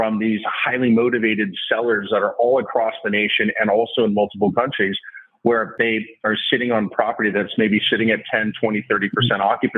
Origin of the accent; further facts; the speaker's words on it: Southern California, United States; also born or lived in New York / Texas; my 3 older sisters and I grew up out here in Southern California area